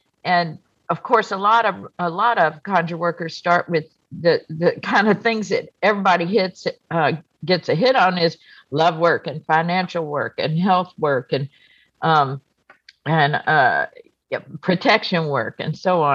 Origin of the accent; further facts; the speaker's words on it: United States; I was born on the coast of Texas in Louisiana. My heritage is I'm Cajun and Lebanese